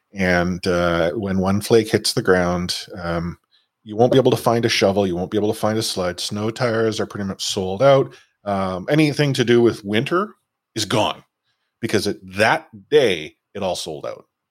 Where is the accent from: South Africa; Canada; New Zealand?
Canada; Vancouver, British Columbia; growing up in Vancouver